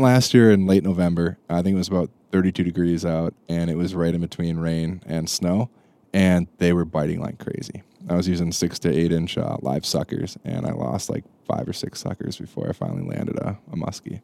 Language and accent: English; Wisconsin, United States; I grew up fishing in Wisconsin.